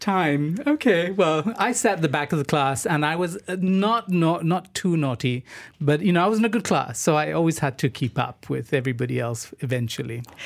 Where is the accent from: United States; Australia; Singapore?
Singapore; I grew up in Singapore